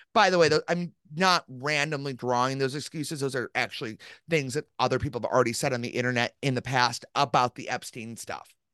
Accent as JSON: {"language": "English", "town": "Chicago", "region": "Illinois", "country": "United States", "said": "a Chicagoan"}